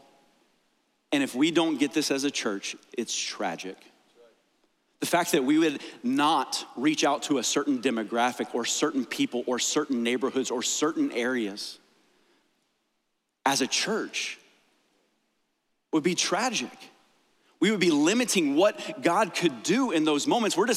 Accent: United States; I absolutely love being an American.

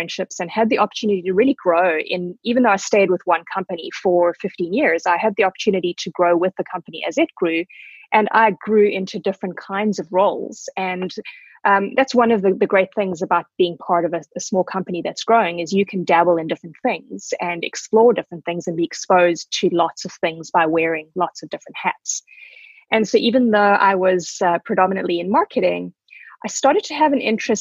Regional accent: South Africa; moved away as an adult; also born or lived in Zimbabwe / England; now in Vancouver, Canada; So I was born in Zimbabwe, or Rhodesia at the time. That was 45 years ago. And I grew up in South Africa.

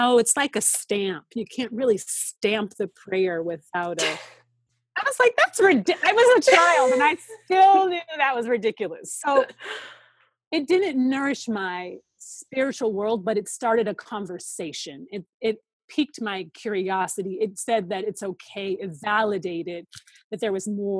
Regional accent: Seattle, Washington, United States; moved away as an adult; also born or lived in Atlanta; once I left Seattle and moved to Atlanta for college

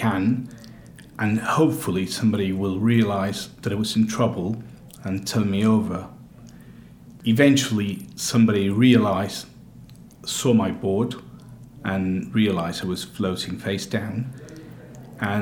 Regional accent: Argentina; now in United Kingdom; I'm from Argentina.

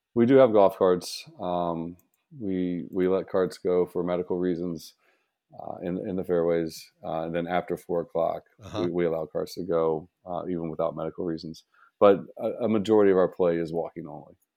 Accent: about an hour south of Columbus, Ohio, United States; also born or lived in Toledo area, Ohio; I grew up about an hour south of Columbus, so I, I grew up in a small farming town

